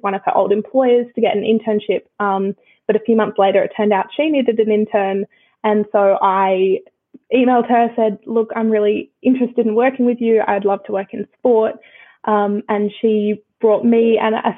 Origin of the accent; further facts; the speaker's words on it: Brisbane, Queensland, Australia; moved away as an adult; also born or lived in United Kingdom; now in Melbourne, Australia; I grew up in Brisbane